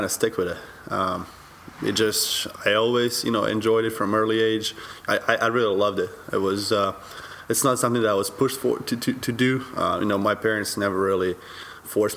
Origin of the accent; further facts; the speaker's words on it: Serbia; moved away; growing up in Serbia